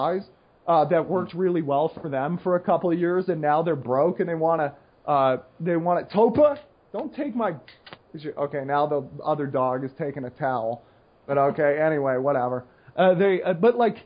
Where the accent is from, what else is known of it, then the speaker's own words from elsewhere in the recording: United States; I'm the American